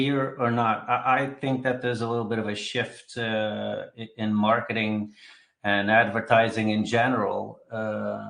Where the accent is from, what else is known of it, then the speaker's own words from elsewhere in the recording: Switzerland; also born or lived in Belgium / San Francisco, United States / Los Angeles, United States / Boston, United States; now in Keller, United States; I was born in Belgium. I grew up in Switzerland, been in the United States for many years